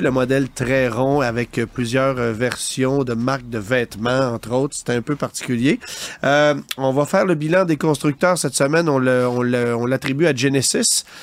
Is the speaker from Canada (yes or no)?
yes; Canada; chez nous au Canada